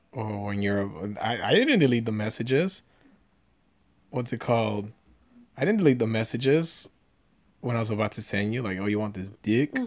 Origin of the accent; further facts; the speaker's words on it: San Gabriel Valley, California, United States; I grew up in the San Gabriel Valley here